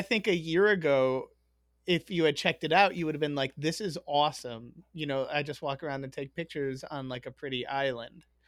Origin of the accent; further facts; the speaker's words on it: Chicago, Illinois, United States; I grew up in Chicago